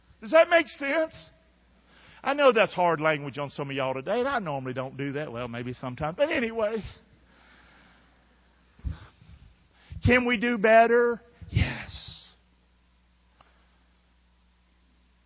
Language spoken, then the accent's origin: English; Rockingham, North Carolina, United States; I'm from Rockingham. I'm the son of a drunk woman.